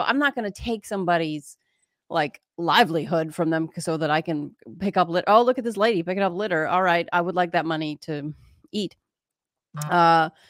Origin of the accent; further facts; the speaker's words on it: Pennsylvania, United States; moved away; I grew up in Pennsylvania.